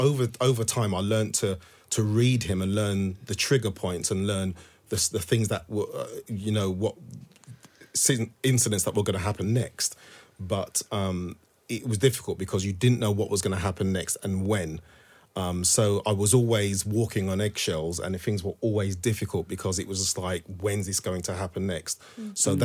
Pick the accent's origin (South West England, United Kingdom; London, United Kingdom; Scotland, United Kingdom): London, United Kingdom; Thornton Heath; also born or lived in Walthamstow, United Kingdom; So I grew up in Thornton Heath in Surrey and we literally moved to Walthamstow. So it was new family, new school, this stranger who I didn't know.